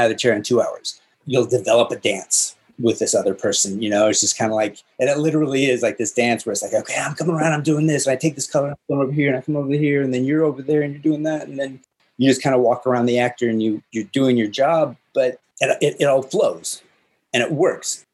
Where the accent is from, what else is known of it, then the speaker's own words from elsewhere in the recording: the Northwest, Pacific Northwest, United States; moved away as an adult; also born or lived in California; I grew up in the Northwest, outside of Seattle and outside of Portland.